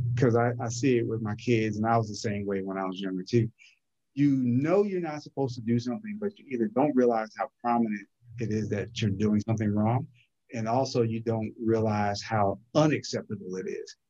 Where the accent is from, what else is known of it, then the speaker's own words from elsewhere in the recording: New Brunswick, New Jersey, United States; also born or lived in Newark, New Jersey; now in Norfolk, United States; I'm originally from New Brunswick, New Jersey